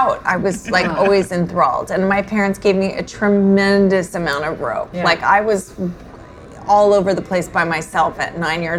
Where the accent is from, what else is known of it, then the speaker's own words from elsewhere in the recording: New York, United States; It will never be over for me because ultimately I'm a New Yorker, and brunch is my life and my half my identity.